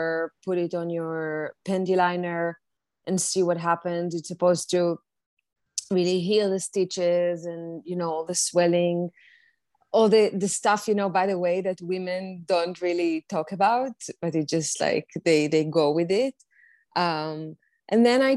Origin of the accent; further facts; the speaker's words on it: Israel; now in New York City, United States; I currently live in New York City. I was born and raised in Israel